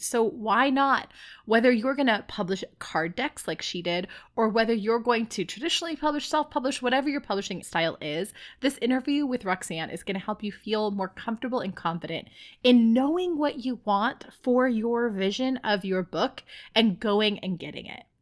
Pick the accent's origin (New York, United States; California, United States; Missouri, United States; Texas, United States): California, United States; San Diego; I'm from San Diego